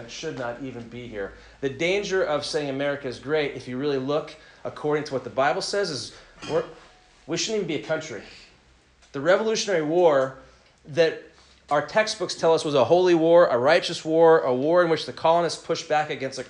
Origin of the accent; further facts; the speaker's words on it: United States; also born or lived in Southern California; patriotic, flag-waving Americans